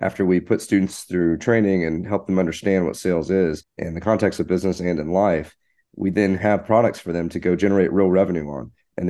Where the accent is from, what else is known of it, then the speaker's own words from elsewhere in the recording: Fort Worth, Texas, United States; Fort Worth, Texas.